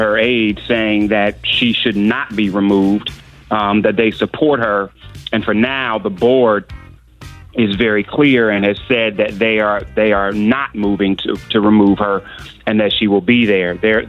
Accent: Cleveland, Ohio, United States; I'm in Cleveland, Rick, my hometown.

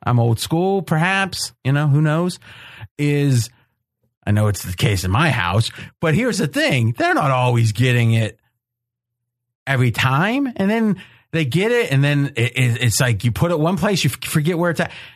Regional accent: Ohio, United States; I grew up and was in Ohio

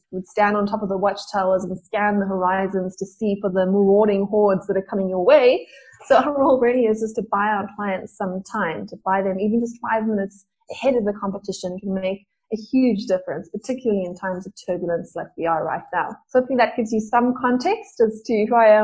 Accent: Johannesburg, Gauteng, South Africa; I grew up in Joburg. I still live in Joburg

